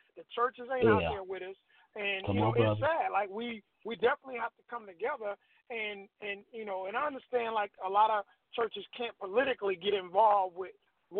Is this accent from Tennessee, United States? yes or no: no; Tulsa, Oklahoma, United States; moved away as an adult; also born or lived in Little Rock, Arkansas / Racine, Wisconsin; now in Atlanta, United States; When I left Racine, Wisconsin, I was born in Little Rock, Arkansas, raised up partially in Tulsa, Oklahoma, moved to Wisconsin with moms. And when I left there in 95, my friends told me, you don't know nobody in Atlanta.